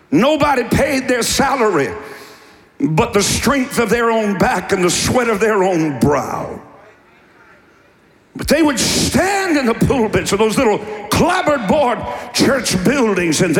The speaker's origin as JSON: {"language": "English", "town": "Cleveland", "region": "Ohio", "country": "United States", "tie": "born or raised there", "also_born_or_lived": "Eastern Kentucky", "said": "I was born in Cleveland, Ohio. I was born in Cuyahoga County in St. Luke's Hospital on January the 13th, 1957."}